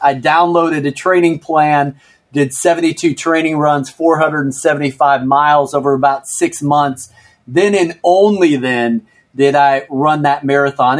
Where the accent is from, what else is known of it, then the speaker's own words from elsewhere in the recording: Chicago, Illinois, United States; moved away as an adult; also born or lived in Minneapolis; now in Washington, D.C., United States; I was born in Minneapolis, grew up in Chicago during the golden years of the Michael Jordan era